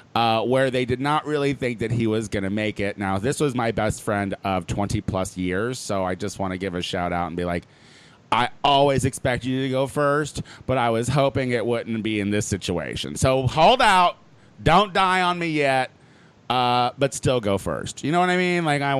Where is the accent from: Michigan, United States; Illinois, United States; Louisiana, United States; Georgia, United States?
Illinois, United States; Clinton; born or raised there; moved away